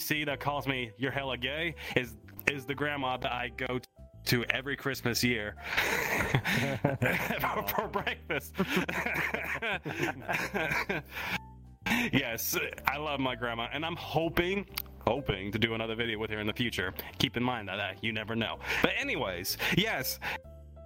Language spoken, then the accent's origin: English; the South, United States; we are from the South